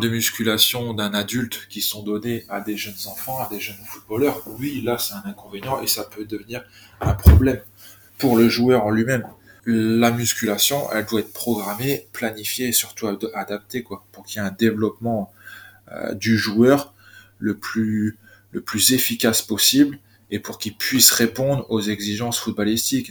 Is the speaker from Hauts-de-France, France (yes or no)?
yes; Côte d'Opale, Hauts-de-France, France; also born or lived in Lille; je suis originaire de la Côte d'Opale